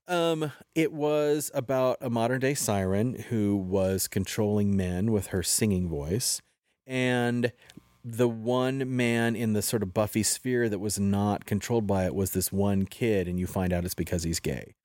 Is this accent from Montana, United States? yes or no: yes; Helena, Montana, United States; I was a gay kid in Helena, Montana, growing up.